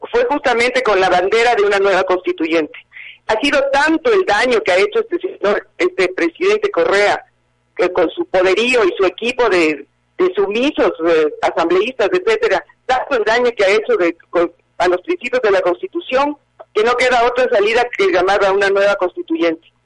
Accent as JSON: {"language": "Spanish", "region": "eastern Venezuela", "country": "Venezuela", "tie": "born there", "said": "Bueno, primero que nada, yo también soy venezolana. Yo tengo doble nacionalidad. Yo nací en el oriente venezolano, porque mis padres de ese tiempo vivían ahí."}